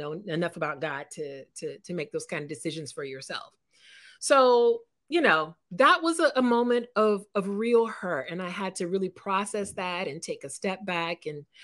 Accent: California, United States; moved away as an adult; also born or lived in East Coast (US); I'm a California girl. I'm from California

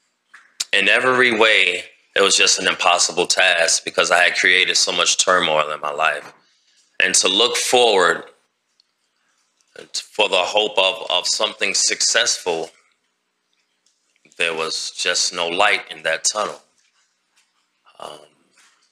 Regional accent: New York City, New York, United States; now in Alabama, United States; I'm originally from Queens, New York

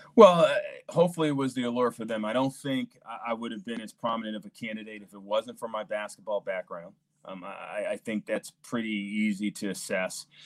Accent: New York City, New York, United States; now in St. Louis, United States; both myself and my wife grew up in New York City

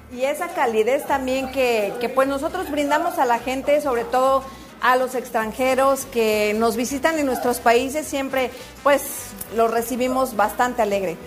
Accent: Mexico; now in United States; yo que soy de México

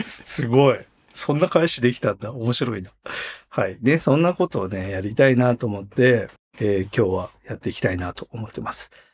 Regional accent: Hokkaido, Japan; now in Tokyo, Japan; 僕は北海道生まれで今東京住んでて

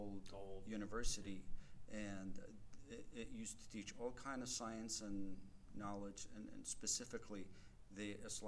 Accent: Qatar; now in Colorado Springs, United States; I grew up as a Muslim. I was born to a Muslim family. And I was born in Qatar. That's over in the Middle East, bordering Saudi Arabia. So I grew up as a Muslim, going to Arabic schools

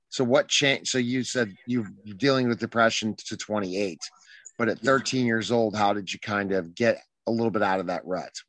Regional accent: Indianapolis, Indiana, United States; I grew up in Indianapolis, Indiana. And kind of just very, very, very poor family then.

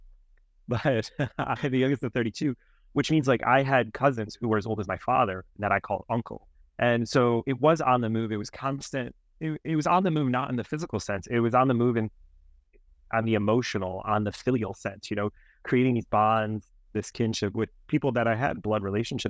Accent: Cleveland, Ohio, United States; also born or lived in France; now in Illinois, United States; I grew up in Cleveland

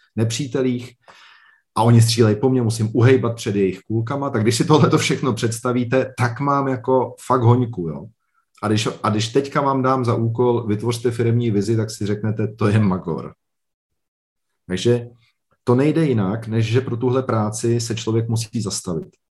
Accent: Liberec, Liberec Region, Czechia; Já jsem z Liberce, tady, je, tady byl vždycky velmi silný textilní průmysl

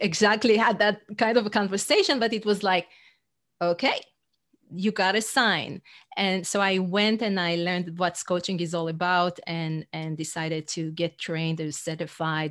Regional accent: Israel; English is a second language; moved away as an adult; also born or lived in New York City; now in North Carolina, United States; I'm originally from Israel, uh, but I live in the U S for fifteen years

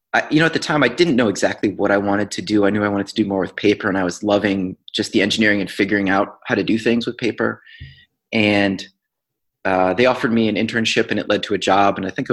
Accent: Connecticut, United States; I grew up in Connecticut. I grew up in a very small town in the southern part of Connecticut.

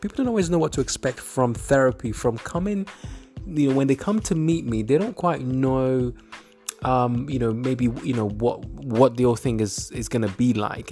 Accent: Nigeria; I'm Nigerian

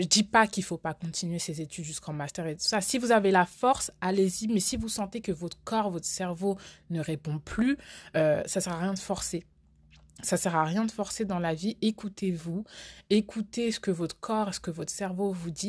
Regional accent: France; j'ai grandi en France, donc j'ai fait toute ma scolarité en France

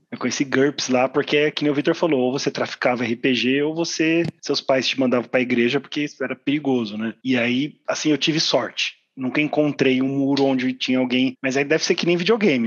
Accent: Mogi das Cruzes, São Paulo, Brazil; eu sou de Mogi das Cruzes

